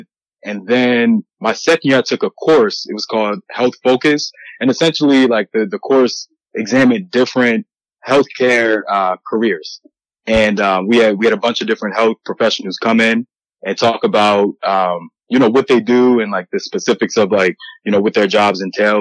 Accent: Harrisburg, Pennsylvania, United States; moved away as an adult; also born or lived in Pittsburgh, Pennsylvania; now in New York City, United States; I'm originally from Harrisburgh, Pennsylvania.

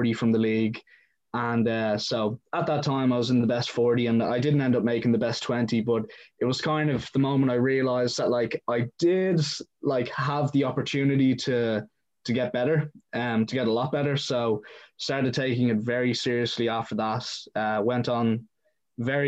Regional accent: Dublin, Leinster, Ireland; moved away as an adult; also born or lived in Brookline, Massachusetts, United States / Cape Cod, Massachusetts, United States; now in United States; I was born in Boston, Brookline to be specific, and when I was about five, I did move to Dublin, and that's where I was raised.

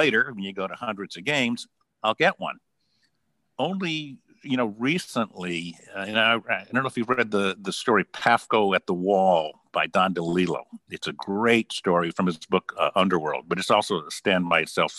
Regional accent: Los Angeles, California, United States; moved away as an adult; also born or lived in San Francisco / New York; I ended up growing up in Los Angeles

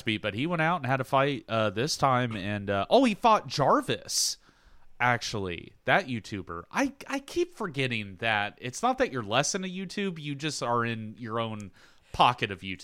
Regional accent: Southern, Southern United States, United States; accent: Southern; my accent comes out So I start, like, getting weirdly Southern

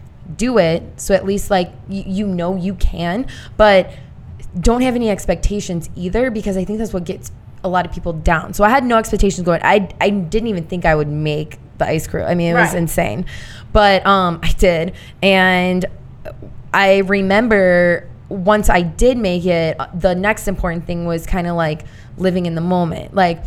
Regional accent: Indiana, United States; Long story short, I'm a girl from Indiana.

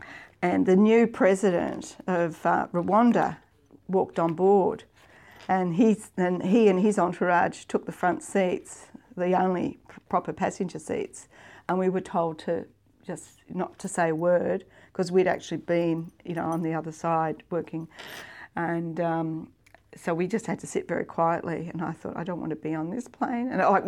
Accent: Victoria, Australia; moved away as an adult; also born or lived in Queensland / Papua New Guinea; I was from Victoria.

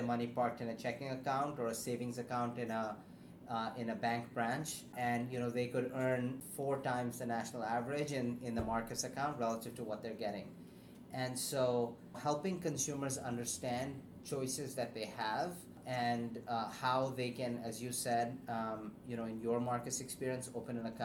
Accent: Pakistan; moved away; growing up in Pakistan

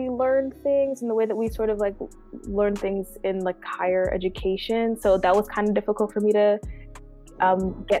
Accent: Philadelphia, Pennsylvania, United States; moved away as an adult; also born or lived in Washington, D.C.; I am originally from Philadelphia.

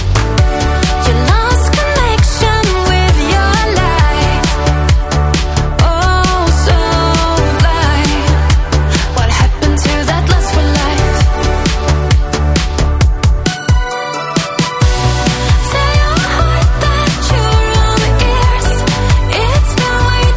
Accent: Canada; I'm Canadian

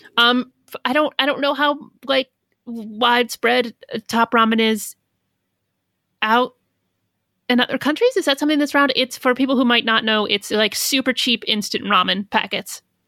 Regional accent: Midwest, United States; I'm from the Midwest.

